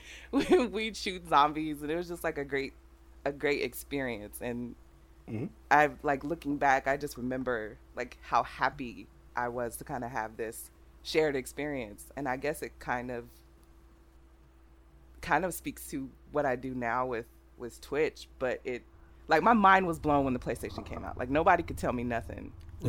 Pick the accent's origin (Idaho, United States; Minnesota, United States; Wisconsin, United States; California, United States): California, United States; Oakland; Oakland, California. Oh, okay. So it, you know, I went to a school where it was maybe like four white people and the rest were blacks and Asians and Mexicans